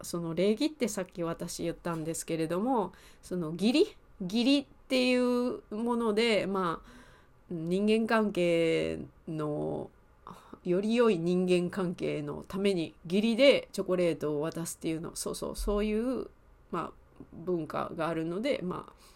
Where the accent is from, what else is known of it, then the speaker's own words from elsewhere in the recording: Osaka, Japan; accent: Kansai dialect; 関西弁、大阪出身なので関西弁のレッスンをしたり